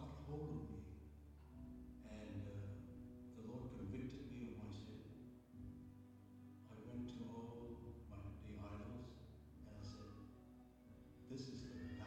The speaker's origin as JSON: {"language": "English", "country": "Malaysia", "tie": "born or raised there", "said": "I was born in Malaysia in 1947"}